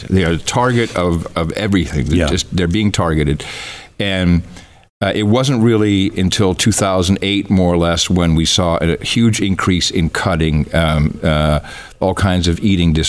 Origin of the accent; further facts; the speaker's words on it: Netherlands; English is a second language; I grew up in the Netherlands, and I went over to play at friends' houses, and their grandmas had numbers on their arms.